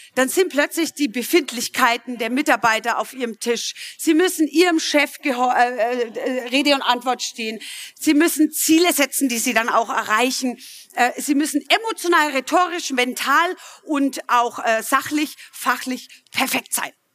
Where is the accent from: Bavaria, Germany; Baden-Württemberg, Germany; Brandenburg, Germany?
Bavaria, Germany; Middle Franconia; Ich komme aus Mittelfranken übrigens, kann das nicht immer ganz abstellen